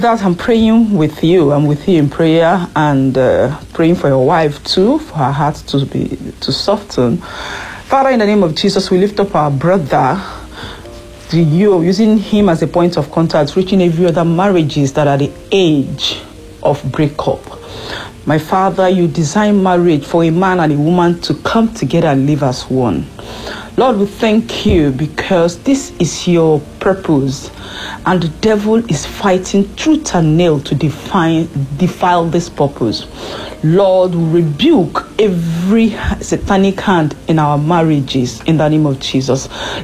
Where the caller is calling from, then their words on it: France; I'm calling in from France.